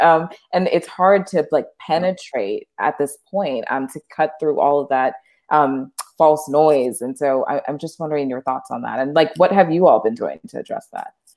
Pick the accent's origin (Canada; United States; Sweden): United States; Louisiana; I'm from Louisiana